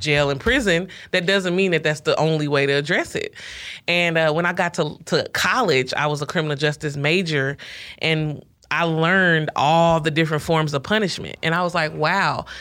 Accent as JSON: {"language": "English", "town": "Ferguson", "region": "Missouri", "country": "United States", "tie": "born or raised there", "said": "Mike Brown was killed in my hometown"}